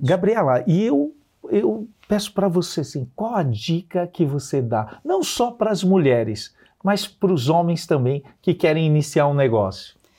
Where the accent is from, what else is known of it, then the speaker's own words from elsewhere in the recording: Santana de Parnaíba, São Paulo, Brazil; Saí da periferia de Santana de Parnaíba, escola pública a vida inteira